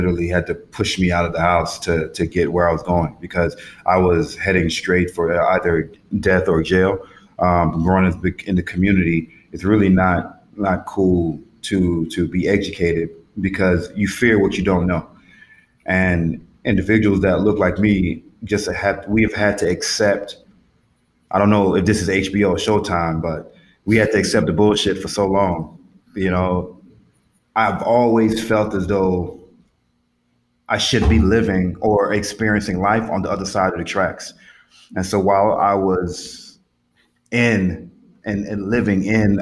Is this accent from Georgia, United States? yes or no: yes; Atlanta, Georgia, United States; I grew up in Atlanta